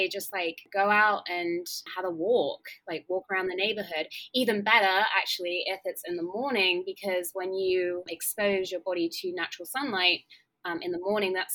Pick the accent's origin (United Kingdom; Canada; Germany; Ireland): United Kingdom; England; accent: English; moved away as an adult; now in Los Angeles, United States; I'm English, as you can tell from my accent, but I now live